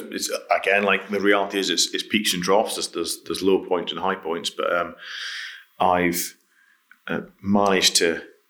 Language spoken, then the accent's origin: English; Scotland, United Kingdom; Yeah, up in the sort of East Highlands. So my dad was a forester on an estate.